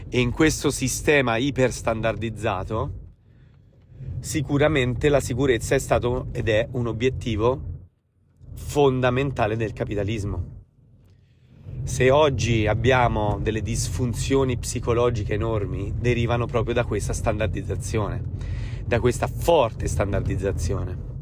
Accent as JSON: {"language": "Italian", "area": "Tuscan Apennines", "region": "Tuscany", "country": "Italy", "tie": "born or raised there", "said": "Io sono cresciuto, malgrado sono di origini romane, sono cresciuto nell'Appennino toscano, in mezzo alle montagne"}